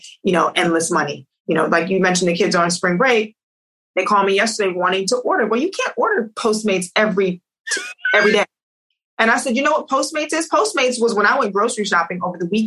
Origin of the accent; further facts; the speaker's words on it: New York, United States; moved away as an adult; also born or lived in New Jersey; now in Los Angeles, United States; I grew up in New York